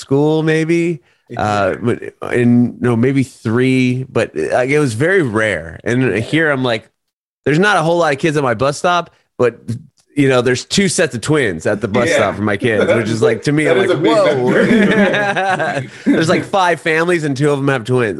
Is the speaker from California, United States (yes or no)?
yes; Southern California, United States; moved away as an adult; I'm from California, Southern California, but when we moved, my family and I moved here a year ago in February